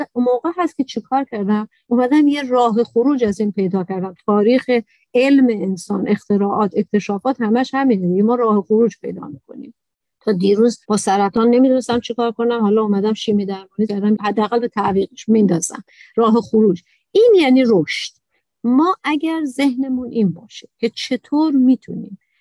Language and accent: Persian; Iran; تو ایران به دنیا آمدم تو عربستان نیستم